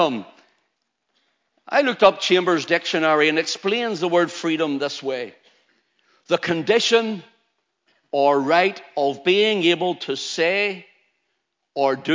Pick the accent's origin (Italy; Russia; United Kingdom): United Kingdom; Ulster, Northern Ireland; I'm an Ulsterman. I was freeborn here